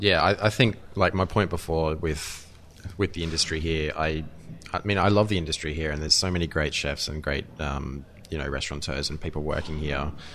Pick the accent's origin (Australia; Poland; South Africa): Australia; I'm Australian